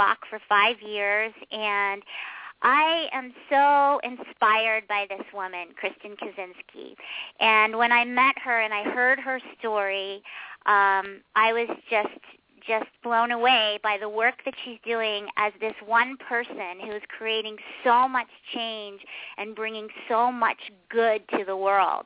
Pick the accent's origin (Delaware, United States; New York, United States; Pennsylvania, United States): Pennsylvania, United States; Pittsburgh; we're both from Pittsburgh